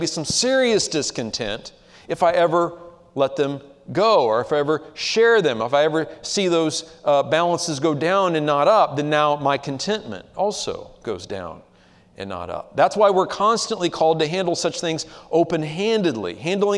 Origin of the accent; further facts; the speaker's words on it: United States; as American Christians living in the 21st century